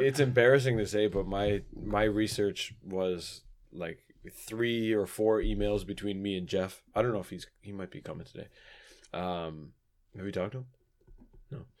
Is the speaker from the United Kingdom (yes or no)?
no; Ontario, Canada; growing up in Ontario